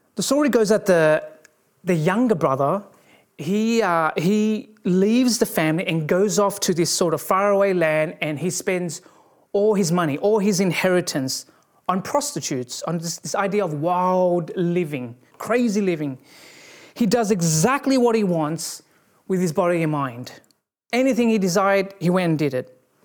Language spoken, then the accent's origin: English; Australia; growing up in Australia, there were, you know, there were bushfires every year